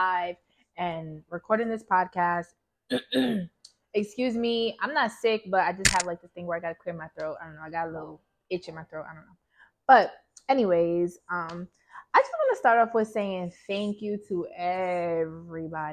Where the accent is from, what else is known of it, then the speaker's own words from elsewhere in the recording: Yonkers, New York, United States; also born or lived in Baltimore; I am from Yonkers, New York